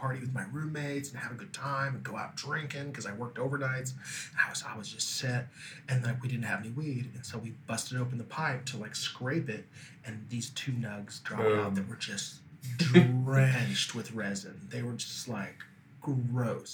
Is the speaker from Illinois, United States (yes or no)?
no; Kansas, United States; now in California, United States; I grew up in Kansas.